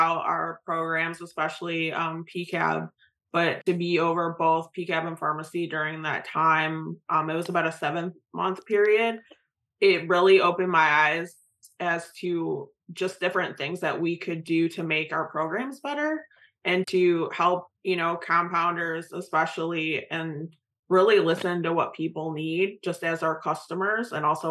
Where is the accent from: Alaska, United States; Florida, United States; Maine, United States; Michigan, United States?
Michigan, United States; moved away as an adult; now in North Carolina, United States; I'm originally from Michigan. Now I'm in North Carolina to be at ACHC